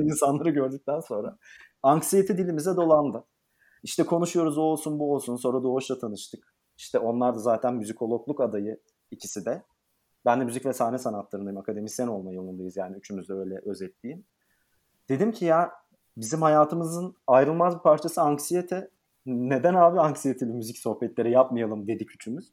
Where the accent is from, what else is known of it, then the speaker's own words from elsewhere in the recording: Eskişehir, Turkey; moved away as an adult; also born or lived in Istanbul; 1992 yılında Eskişehir'de doğdum.